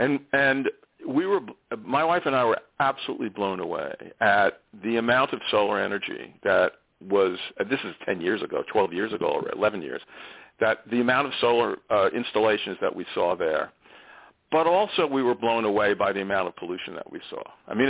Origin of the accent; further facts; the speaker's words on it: New York City, New York, United States; born there; I was born in New York City to Russian Jewish immigrants. I greatly value my Jewish heritage, although I'm a very secular Jew, and I'm more comfortable with people from that background.